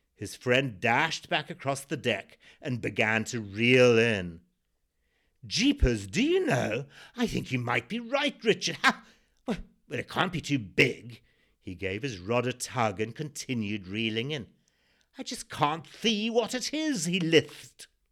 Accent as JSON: {"language": "English", "country": "Zimbabwe", "tie": "born or raised there"}